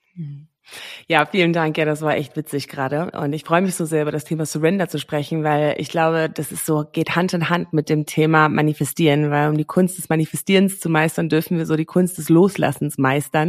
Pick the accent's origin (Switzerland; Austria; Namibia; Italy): Namibia; moved away as an adult; also born or lived in England / Australia / Berlin, Germany; Ich bin in Namibia groß geworden, aufgewachsen, geboren